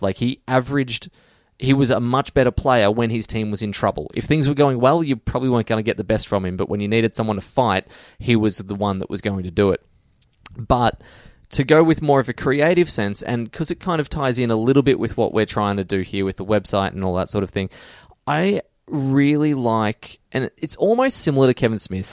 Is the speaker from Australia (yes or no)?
yes; Geelong, Victoria, Australia; I'm from Geelong